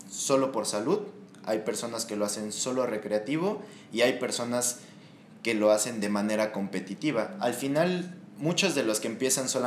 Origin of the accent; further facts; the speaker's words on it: Cuernavaca, Morelos, Mexico; now in Mexico City, Mexico; yo vengo de Cuernavaca, eh, estoy trabajando con gente de aquí del DF